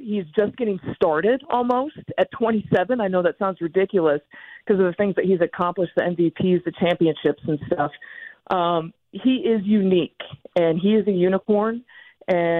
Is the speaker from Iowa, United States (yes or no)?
no; Michigan, United States; I grew up in Michigan